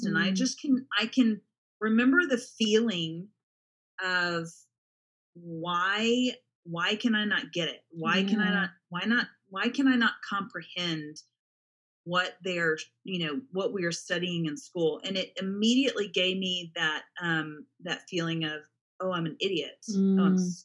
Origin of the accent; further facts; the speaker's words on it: Dallas-Fort Worth area, Texas, United States; I actually grew up in the Dallas-Fort Worth area